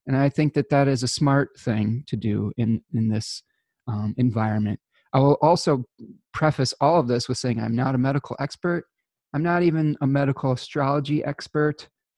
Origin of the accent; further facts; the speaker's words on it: United States; as an American citizen